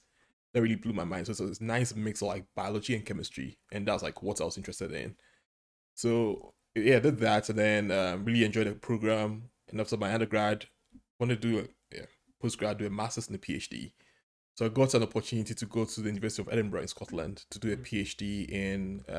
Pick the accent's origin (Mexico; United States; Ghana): Ghana; now in United Kingdom; I'm originally from Ghana. It's a nice small country on the Atlantic in West Africa.